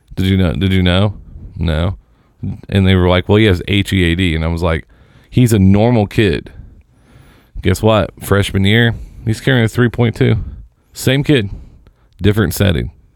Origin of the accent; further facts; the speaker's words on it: Seymour, Indiana, United States; where I grew up in Seymour